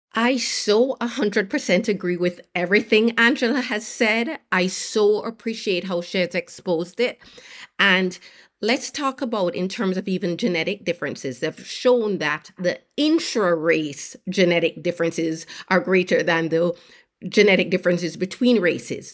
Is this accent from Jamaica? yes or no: yes; Jamaica; moved away as an adult; I grew up in Jamaica, did very well in school, earned a place, at University of Pennsylvania